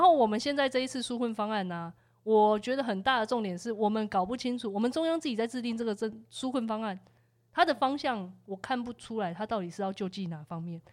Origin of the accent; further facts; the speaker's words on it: Taiwan; 我们是台湾人民